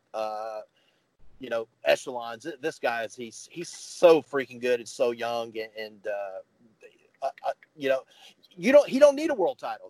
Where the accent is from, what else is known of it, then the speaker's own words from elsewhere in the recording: the South, United States; I grew up here in the South